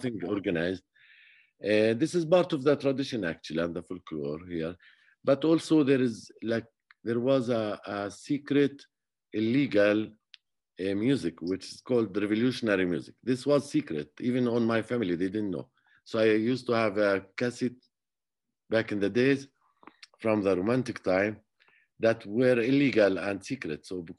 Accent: Jerusalem, Palestine; So I grew up around Jerusalem area, and basically I used to play the flute

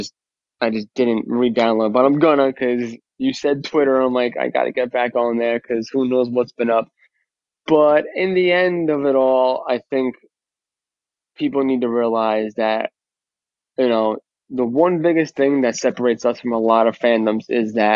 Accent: New York, United States; accent: New York; moved away as an adult; now in New Jersey, United States; I grew up in New York I lived in New York for 26 years and I've been a Jersey resident for, I don't know now

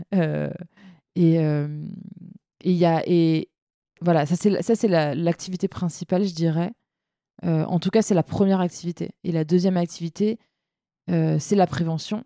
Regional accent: Seine-Saint-Denis, Île-de-France, France; j'ai grandi en Seine-Saint-Denis

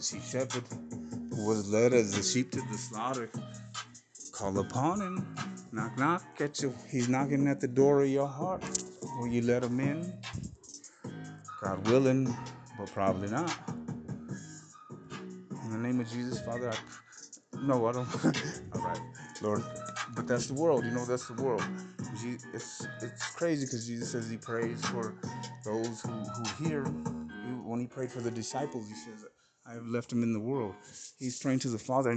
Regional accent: T-Town / Arizona, United States; when I was little, mobbing with the homies down 6th Avenue in T-Town. I'm coming from the Reds, coming from Sales, Arizona, to T-Town, to my mom

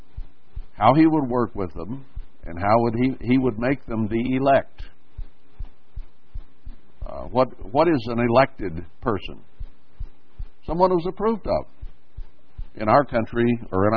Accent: United States; I'm in the land that I was born in. I grew up here.

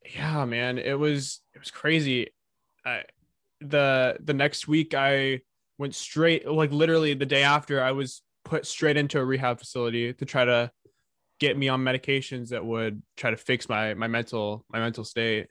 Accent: California, United States; I was born in California

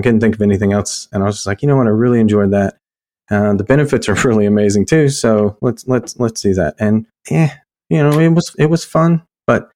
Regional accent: Orlando, Florida, United States; moved away as an adult; now in Alabama, United States; I grew up in Florida in Orlando, so I got to deal with all the Disney stuff, but also the beach

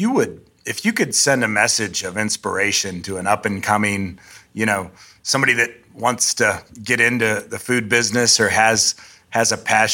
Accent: Ohio, United States; South of Cleveland.

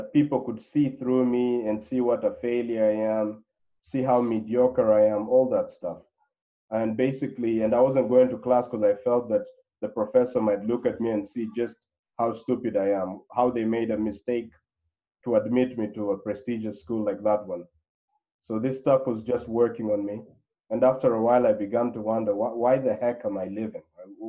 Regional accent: DR Congo; moved away as an adult; also born or lived in Claremont, California, United States; Now, I'm originally from the Congo, and I spent my entire life there until before going to college. So I went to college in the U.S., a place called Claremont, California, university called Harvey Mudd.

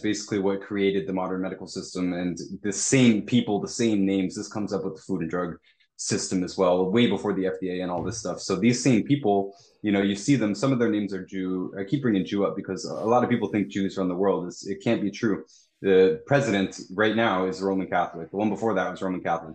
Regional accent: Toronto, Ontario, Canada; I'm from Toronto

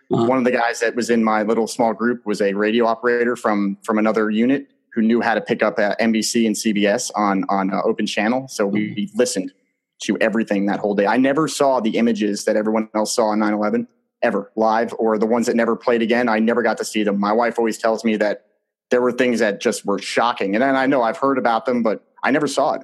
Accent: New Jersey, United States; growing up in New Jersey in that community

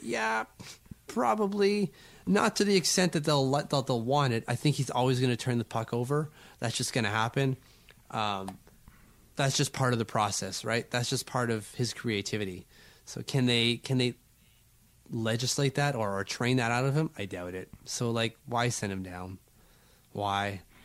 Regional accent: Canada; I'm Canadian

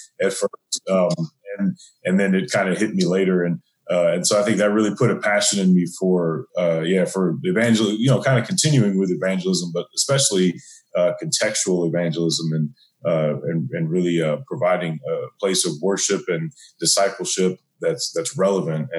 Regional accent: St. Louis, Missouri, United States; I'm born and raised in St. Louis, Missouri.

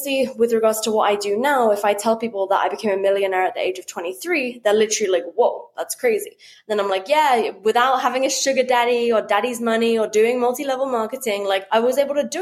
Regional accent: United Kingdom; as a British person

